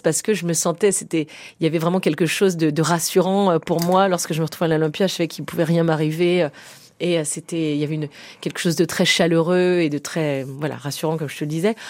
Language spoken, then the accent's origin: French; France; now in Paris, France; qui sont de, de province